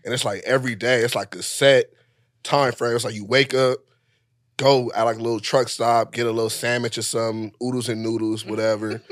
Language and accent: English; Los Angeles, California, United States; I'm from South Central L